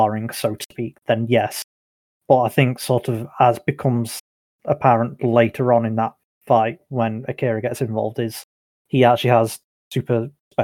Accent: United Kingdom; we're British.

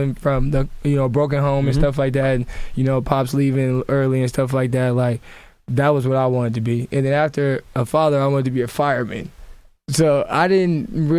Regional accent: Sacramento, California, United States; growing up in the South area

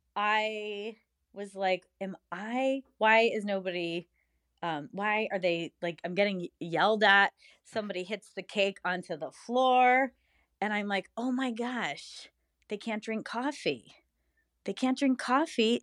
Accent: United States; as an American

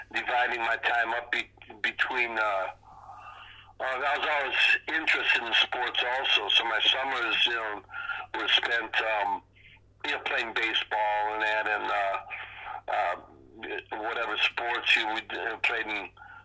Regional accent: Detroit, Michigan, United States; Growing up in Detroit

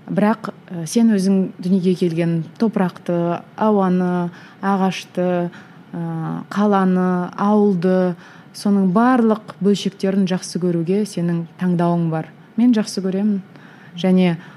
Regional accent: Kazakhstan; қазақ болғаным үшін

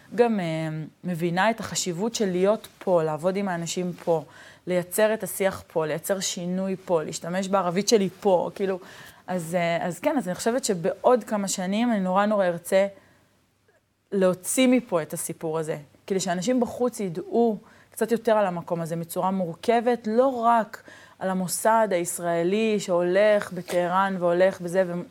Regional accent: Neve Shalom, Israel; הילדות שלי בנווה שלום

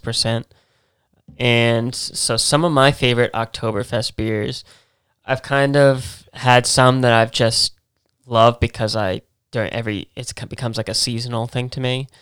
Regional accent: New England, United States; we're from New England

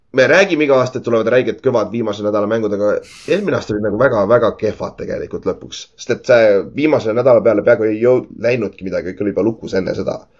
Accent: Estonia; minu teada ma olen esimene eestlane, kes üldse mängis GFL ühes

